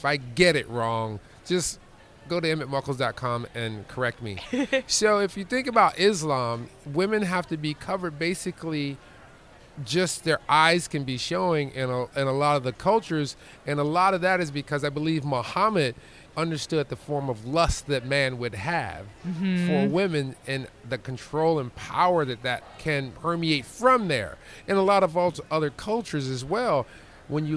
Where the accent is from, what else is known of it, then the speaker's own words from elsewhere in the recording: United States; as an American